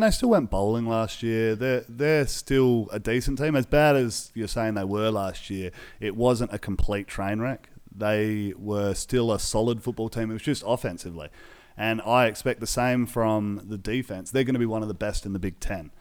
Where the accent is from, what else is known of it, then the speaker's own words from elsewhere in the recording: Australia; we're Aussie guys.